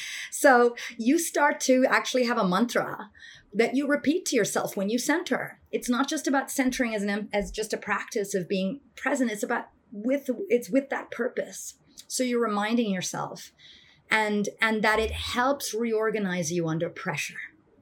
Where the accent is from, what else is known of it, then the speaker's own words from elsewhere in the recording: India; And like, I come from India and like, you know, I grew up around meditation with my grandfather early in the mornings